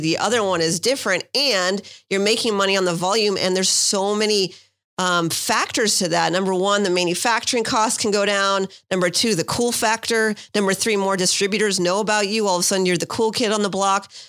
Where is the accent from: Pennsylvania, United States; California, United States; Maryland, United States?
California, United States; San Francisco Bay Area; moved away as an adult; also born or lived in New York / Miami / Santa Barbara; now in San Diego, United States; I grew up in the San Francisco Bay Area